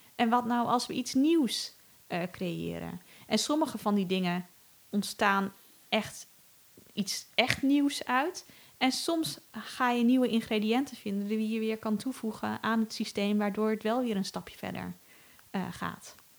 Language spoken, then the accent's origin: Dutch; Netherlands; als Nederlander slash rijke westerling